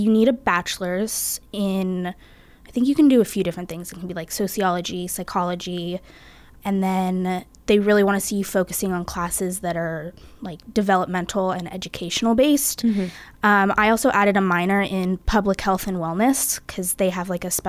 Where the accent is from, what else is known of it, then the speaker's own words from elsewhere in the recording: California, United States; moved away as an adult; I'm from California and I'm currently a sophomore.